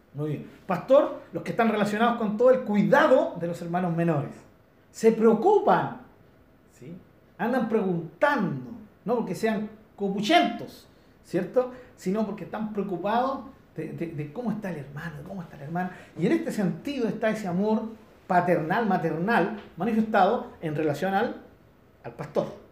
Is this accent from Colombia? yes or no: no; Chile; aquí en Chile nosotros tenemos en zonas rurales, tenemos gente de nuestra misma cultura